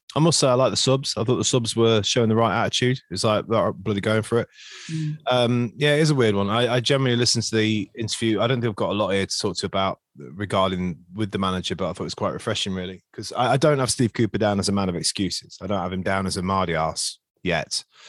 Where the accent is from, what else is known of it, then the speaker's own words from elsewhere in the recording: Nottingham, East Midlands, United Kingdom; accent: Nottingham; that's the most Nottingham my accent ever sounds